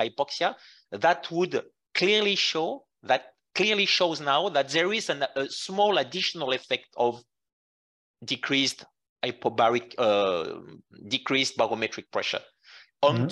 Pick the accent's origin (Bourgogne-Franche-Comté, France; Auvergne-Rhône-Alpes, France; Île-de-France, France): Bourgogne-Franche-Comté, France; Jura mountains; born or raised there; English is a second language; moved away as an adult; also born or lived in Qatar; now in Lausanne, Switzerland